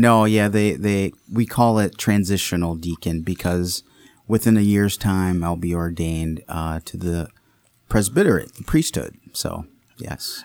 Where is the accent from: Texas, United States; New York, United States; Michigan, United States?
Michigan, United States; Redford; also born or lived in Saint Louis, Missouri; I grew up here in Detroit, uh, mainly Redford, Michigan is where I grew up on the west side